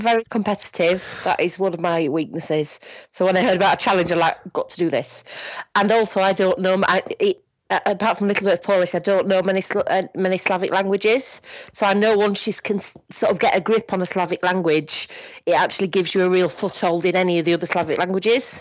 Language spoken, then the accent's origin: English; Bradford, Yorkshire and the Humber, United Kingdom; I'm from Bradford, which is in Yorkshire.